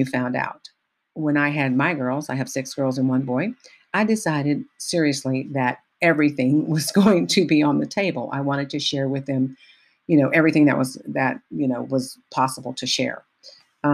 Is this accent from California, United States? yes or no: yes; Richmond, California, United States; I grew up in the Bay Area in Richmond, a little town called Richmond, California